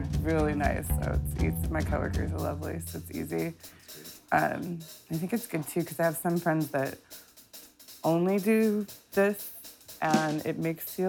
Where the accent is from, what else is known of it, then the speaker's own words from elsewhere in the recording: Long Beach, California, United States; also born or lived in Los Angeles; I grew up in Long Beach, and I've been in LA proper for 15 years